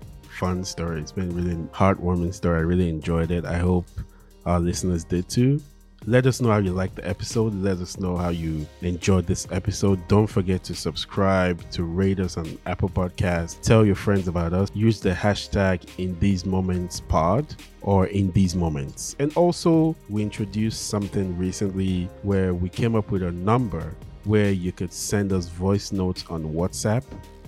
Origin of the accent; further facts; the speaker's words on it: Nigeria; We make jokes saying one of the best gifts your parents can give you as a Nigerian kid is to give you make you a citizen of a country like the US or the UK, right?